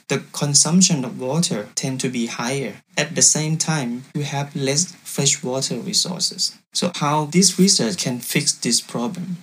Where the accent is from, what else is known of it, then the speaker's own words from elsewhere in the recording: Thailand; English is a second language; moved away as an adult; now in Saarbrücken, Germany; I came from Thailand